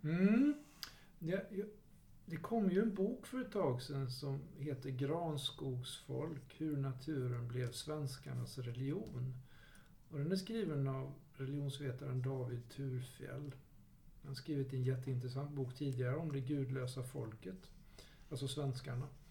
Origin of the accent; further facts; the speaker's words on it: Jönköping, Jönköping County, Sweden; där jag växte upp i Jönköping